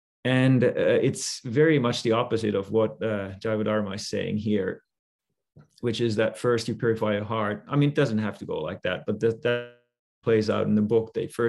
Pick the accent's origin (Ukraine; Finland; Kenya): Finland; now in California, United States; I decided to become a monk, and I came from Finland to California with Guru Maharaj.